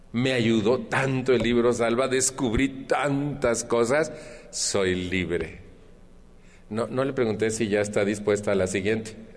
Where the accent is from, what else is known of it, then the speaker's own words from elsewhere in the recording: Mexico; en mi país